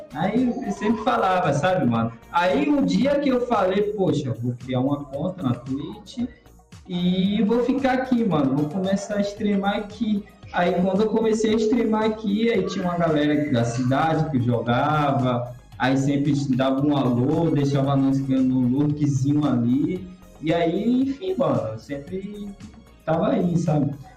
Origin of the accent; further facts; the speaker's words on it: Bahia, Brazil; eu sou baiano